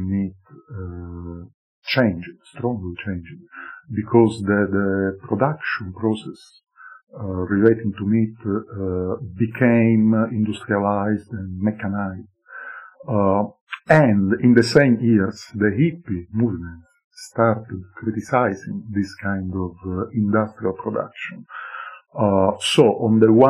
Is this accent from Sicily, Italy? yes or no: yes; Sicily, Italy; moved away; also born or lived in Stirling, Scotland; I was born in Sicily